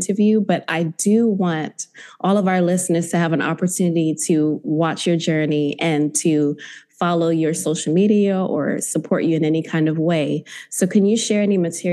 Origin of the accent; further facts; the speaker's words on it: United States; also born or lived in Zimbabwe; I'm originally from Zimbabwe, but I've been born and raised in Washington and Maryland for most of my life